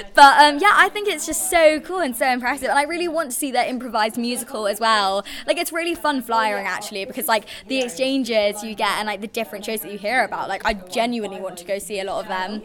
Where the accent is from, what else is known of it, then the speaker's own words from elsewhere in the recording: London, United Kingdom; moved away as an adult; now in Manchester, United Kingdom; I'm originally from London, but I've been at uni in Manchester for a year